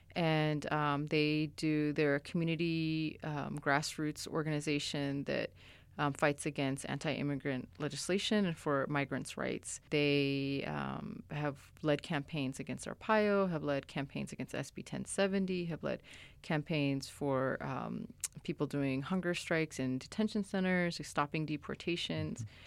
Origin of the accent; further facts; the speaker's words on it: Somalia; moved away; I'm from Somalia